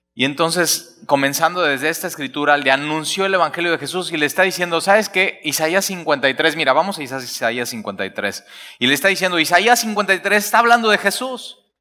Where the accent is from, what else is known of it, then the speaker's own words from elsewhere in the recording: Alvarado, Veracruz, Mexico; Es que soy de Alvarado